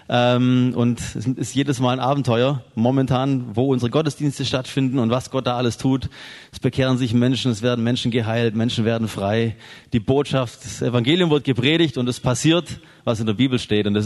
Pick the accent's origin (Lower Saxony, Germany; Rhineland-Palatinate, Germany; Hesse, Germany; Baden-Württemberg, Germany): Baden-Württemberg, Germany; Biberach; ursprünglich komme ich aus Biberach bei Ulm. Sagt, sagt es jemandem was? Biberach südlich von Ulm.